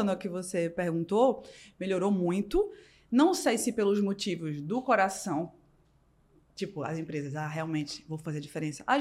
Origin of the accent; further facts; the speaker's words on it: Northeast Region, Brazil; born there; porque eu nasci no Nordeste, né?